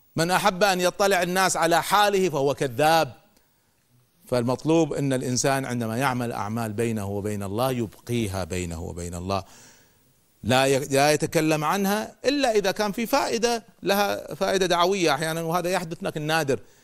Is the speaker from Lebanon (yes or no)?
no; Kuwait; also born or lived in United States; لما رجعت من أمريكا، بديت أذكر بعض الأفكار في جمعية الإصلاح عندنا في الكويت